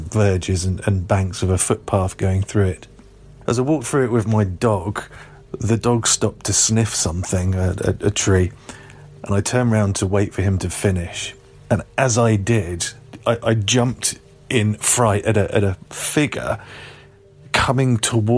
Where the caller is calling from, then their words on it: Glastonbury, South West England, United Kingdom; I'm calling from Glastonbury in southwest England